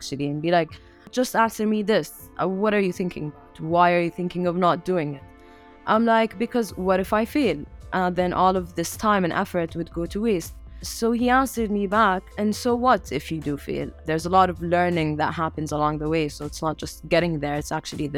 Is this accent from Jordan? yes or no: yes; Amman, Amman Governorate, Jordan; I grew up in Amman, Jordan